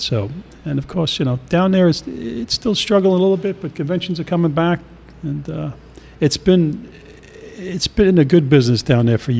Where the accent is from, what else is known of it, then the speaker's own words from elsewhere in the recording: New York City, New York, United States; moved away as an adult; also born or lived in Smyrna, Georgia; now in Georgia, United States; I am from Staten Island, New York.